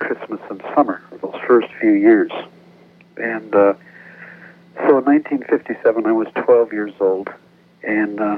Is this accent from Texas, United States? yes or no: no; Wisconsin, United States; moved away; also born or lived in Janesville, Wisconsin; I'm originally from Wisconsin